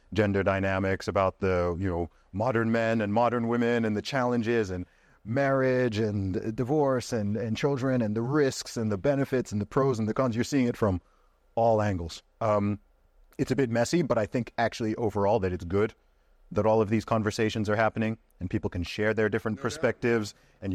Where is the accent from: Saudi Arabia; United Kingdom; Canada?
Saudi Arabia; And then the environment I grew up in Saudi Arabia, it was all married couples.